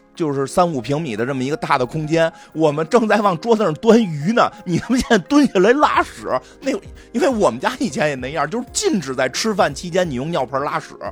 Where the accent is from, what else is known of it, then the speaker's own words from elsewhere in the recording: Beijing, China; 咱们北京这边有流行那个用水龙头滴水